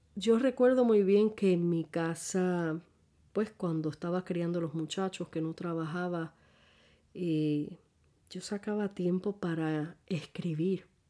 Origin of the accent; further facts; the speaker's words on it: San Juan, Puerto Rico; soy puertorriqueña, casada con un colombiano barranquillero. Ya tenemos 40 años de matrimonio. El marzo 5 cumpliremos los 41. Eh, pues nacida en San Juan, Puerto Rico, este, mejor dicho, Santurce, Puerto Rico